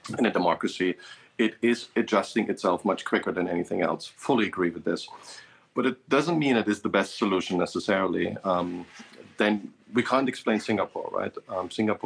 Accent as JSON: {"language": "English", "country": "Germany", "tie": "born or raised there", "moved": "yes", "lives_now": "Mexico", "said": "I grew up in Germany"}